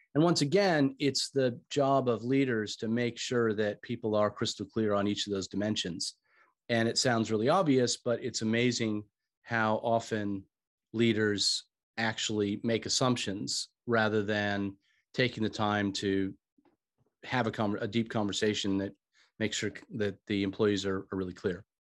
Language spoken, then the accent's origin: English; United States; moved away as an adult; also born or lived in Australia / United Kingdom; you can probably tell from my accent, I'm originally from the States